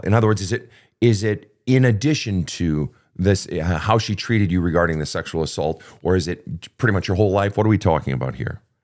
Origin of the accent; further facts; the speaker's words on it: Minneapolis, Minnesota, United States; Minneapolis, Minnesota, my hometown